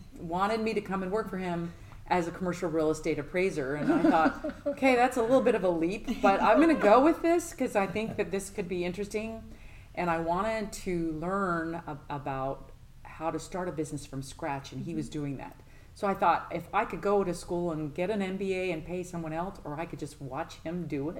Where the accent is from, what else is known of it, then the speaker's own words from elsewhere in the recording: Colorado, United States; moved away as an adult; also born or lived in Utah; now in Nolensville, United States; I'm mainly from Colorado, but we most recently moved from the state of Utah.